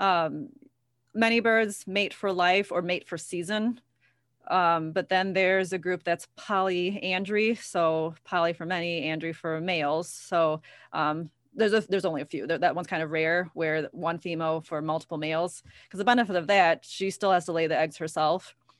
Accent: Ottawa, Illinois, United States; I'm from Ottawa.

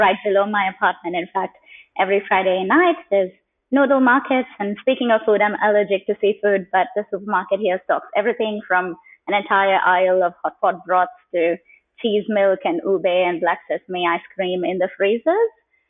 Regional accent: Kuwait; born there; also born or lived in India / United Kingdom; I was born in Kuwait just before the Gulf War, and I have lived since in many parts of India, some parts of the UK, and across parts of the continent here.

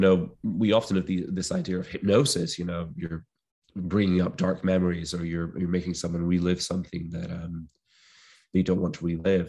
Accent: Clyde Valley, Scotland, United Kingdom; where I grew up in Scotland, in the Clyde Valleys of Scotland

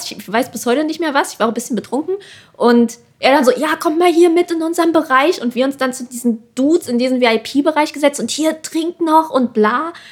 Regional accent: Germany; alle dachten auch immer so, ah ja, äh, du bist Amerikaner und alle waren schon so, äh, wir so, nee, wir sind Deutsche

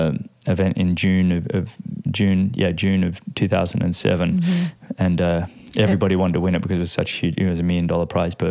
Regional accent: Australia; as an Australian

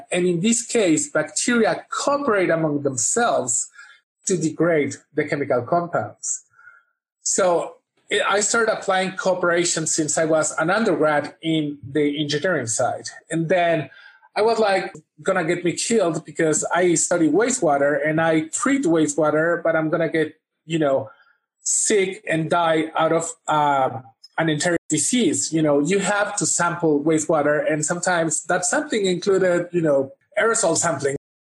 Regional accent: Vancouver, British Columbia, Canada; I consider Vancouver, British Columbia, my hometown.

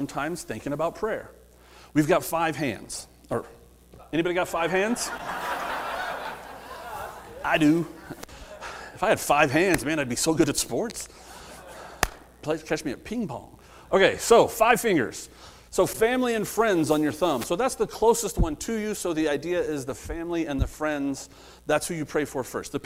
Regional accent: Midwest, United States; I grew up in the Midwest a little bit

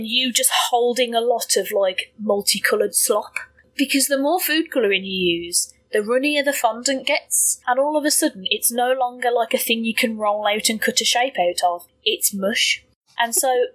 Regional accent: United Kingdom; being British

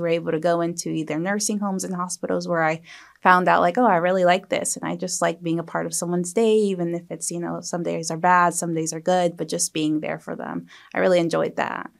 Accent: Beaufort County, South Carolina, United States; I was born and raised here, so I plan to stay and practice here

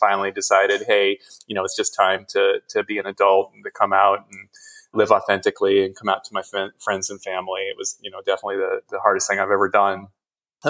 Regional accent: Midwest, United States; I grew up in the Midwest

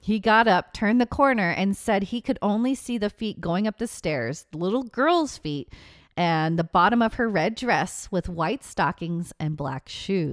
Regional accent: Seattle, Washington, United States; moved away; my hometown, Seattle, Washington

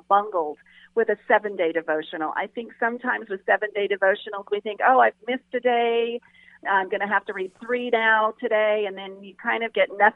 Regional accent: Las Vegas, Nevada, United States; growing up in Las Vegas

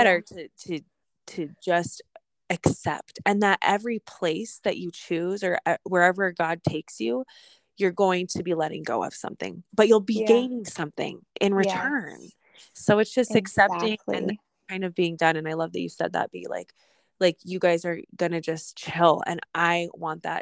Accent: Fort Collins, Colorado, United States; moved away; my hometown, Fort Collins, Colorado

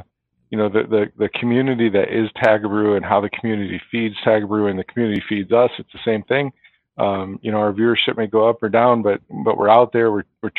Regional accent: Paw Paw, Michigan, United States; also born or lived in Mattawan, Michigan; I grew up in Pawpaw.

